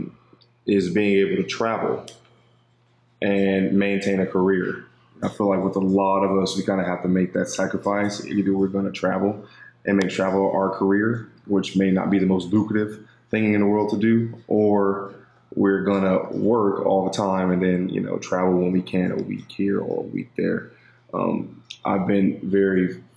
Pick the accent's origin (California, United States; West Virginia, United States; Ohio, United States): California, United States; Los Angeles; moved away as an adult; Grew up